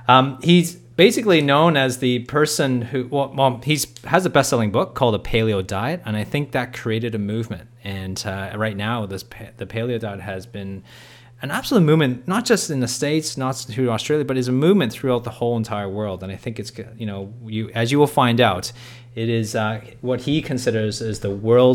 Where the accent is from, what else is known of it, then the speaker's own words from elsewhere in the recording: Canada; I come from Canada. I haven't left this country for 10 years.